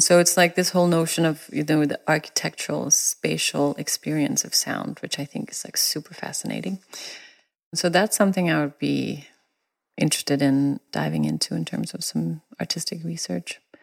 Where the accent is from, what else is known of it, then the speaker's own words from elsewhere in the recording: Denmark; now in United States; me coming from Denmark